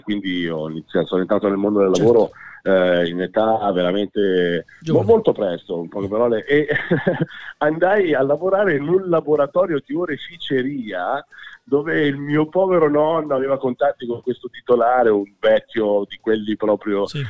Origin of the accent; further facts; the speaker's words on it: Busto Arsizio, Lombardy, Italy; Io sono nato a Busarsiccio, sì, sono nato settentrionale, mentre papà e mamma sono di un paese in provincia di Palermo